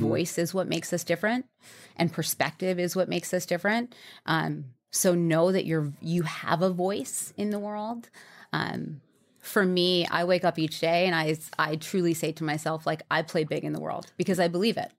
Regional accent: New York, United States; I grew up in New York

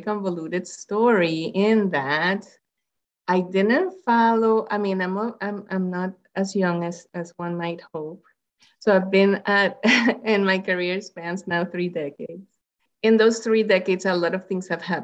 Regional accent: Puerto Rico; moved away; I'm Latina, you know, I'm from Puerto Rico

